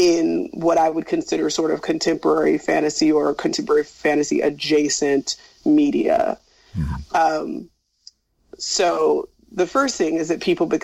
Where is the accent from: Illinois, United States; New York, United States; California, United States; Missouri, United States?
California, United States; Northern; also born or lived in Bangor, Wales; But if you live in Sacramento or in Northern California